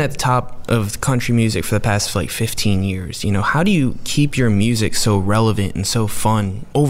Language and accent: English; Pennsylvania, United States; I'm from Pennsylvania.